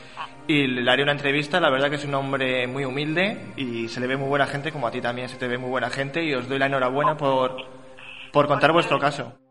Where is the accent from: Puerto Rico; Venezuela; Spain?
Spain; Morales de Toro, Castile and León; en mi pueblo también, que viene en el libro, eh, aquí en Morales de Toro